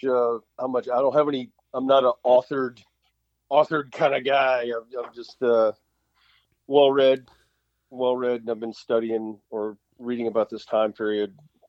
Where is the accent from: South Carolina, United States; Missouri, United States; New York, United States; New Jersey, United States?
South Carolina, United States; I grew up in South Carolina